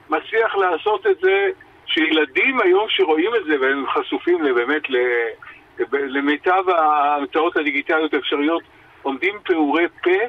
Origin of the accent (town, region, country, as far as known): Israel